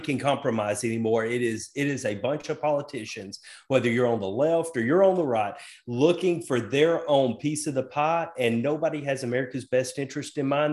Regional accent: the South, United States; I was raised, I was raised in the South

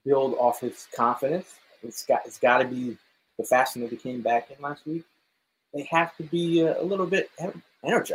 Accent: Connecticut, United States; when I was growing up in Connecticut

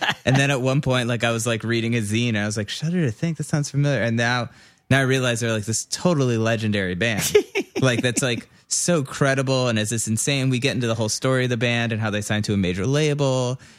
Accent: Moreland Hills, Ohio, United States; I'm from Moreland Hills.

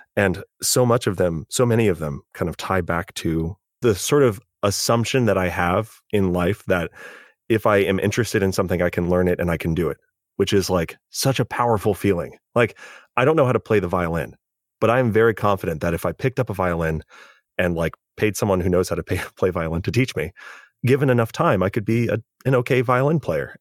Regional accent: California, United States; as a Californian

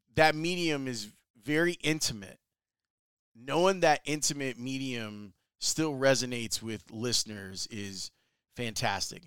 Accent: Chicago, Illinois, United States; I've been very lucky to be, spend my entire radio career in my hometown

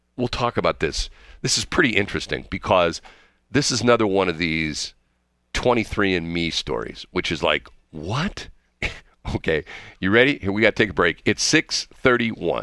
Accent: St. Louis, Missouri, United States; I'm from the Saint Louis area

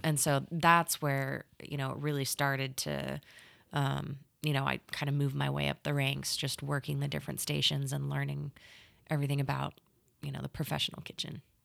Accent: California, Arizona, United States; moved away as an adult; now in Oklahoma, United States; I grew up in California, oh. and then I went to like middle school and high school in Arizona

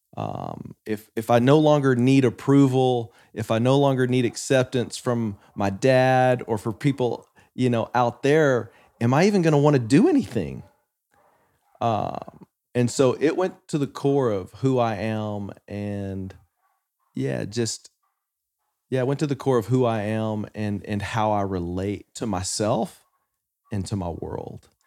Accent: West Texas, United States; I grew up in West Texas

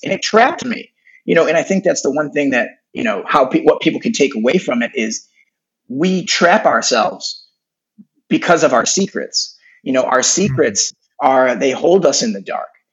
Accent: Detroit, Michigan, United States; now in Los Angeles, United States; I grew up in Detroit, Michigan

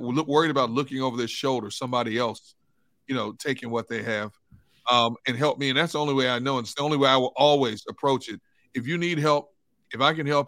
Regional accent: Milwaukee, Wisconsin, United States; moved away as an adult; also born or lived in Pittsburgh; My oldest daughter was born in my hometown, Milwaukee

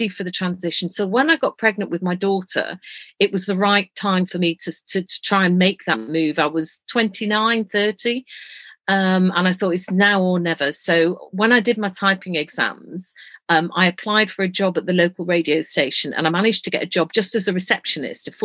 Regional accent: Leeds, Yorkshire and the Humber, United Kingdom; moved away; I'm a Yorkshire lass. I was born in Leeds to an Irish Catholic family

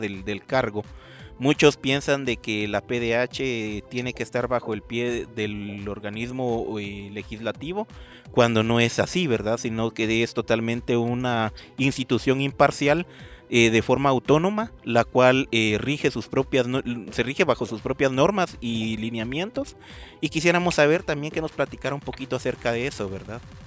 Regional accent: Guatemala; como ciudadanos guatemaltecos

